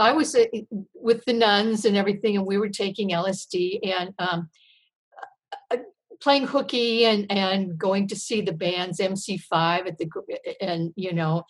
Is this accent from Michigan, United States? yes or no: yes; Michigan, United States; moved away; I grew up in the Midwest in Michigan, and I went to an all-girls Catholic high school